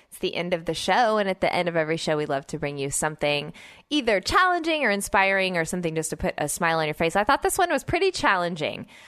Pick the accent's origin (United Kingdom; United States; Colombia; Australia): United States; Oklahoma; moved away; also born or lived in Georgia / Midwest; I grew up in Oklahoma and I, I spent many years in Georgia